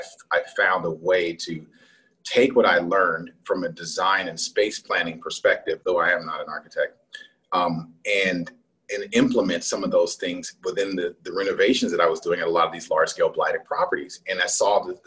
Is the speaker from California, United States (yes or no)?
yes; Los Angeles, California, United States; now in Atlanta, United States; I was born in Los Angeles, right in downtown